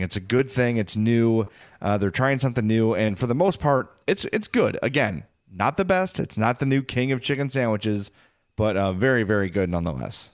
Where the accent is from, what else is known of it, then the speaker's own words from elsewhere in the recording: Midwest, United States; as a Midwesterner